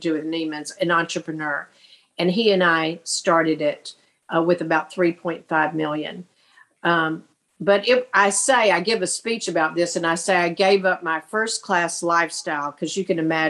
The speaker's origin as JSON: {"language": "English", "town": "Hattiesburg", "region": "Mississippi", "country": "United States", "tie": "born or raised there", "also_born_or_lived": "Alabama / Houston, Texas", "moved": "as an adult", "said": "I grew up in Hattiesburg, Mississippi"}